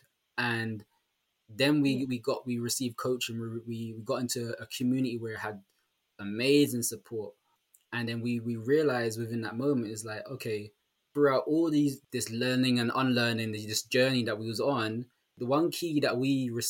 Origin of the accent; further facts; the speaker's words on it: London, United Kingdom; I'm actually from London